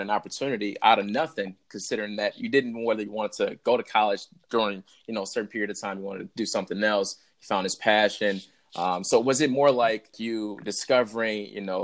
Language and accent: English; Detroit, Michigan, United States; I'm from Detroit